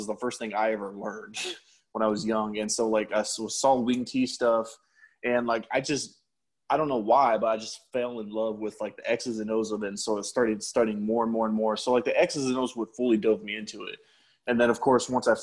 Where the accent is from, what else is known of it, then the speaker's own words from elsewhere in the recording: San Antonio, Texas, United States; also born or lived in Colorado Springs, Colorado; I was born and raised in San Antonio.